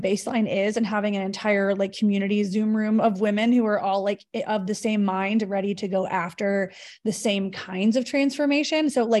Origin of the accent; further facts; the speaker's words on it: Texas, United States; I'm originally from Texas, but I live in Northern California. I'm planning a move to SoCal in the next few months.